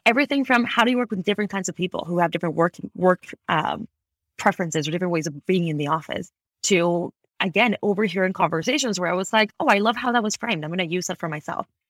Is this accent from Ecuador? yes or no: yes; Ecuador; moved away as an adult; also born or lived in Washington, D.C., United States / Boston, United States; now in Bay Area, United States; I actually was born and raised in Ecuador. I moved to the U S in twenty twelve